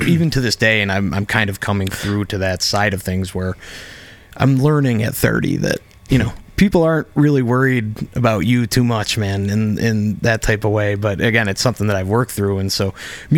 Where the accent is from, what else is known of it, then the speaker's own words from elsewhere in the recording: Oswego, New York, United States; now in Rochester, United States; I grew up in Oswego. It's very blue collar